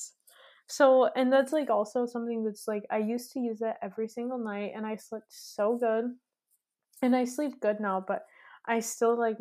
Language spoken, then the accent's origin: English; Midwest, United States; moved away as an adult; now in Austria; I'm from the Midwest, so there's nothing. Like, it's so flat.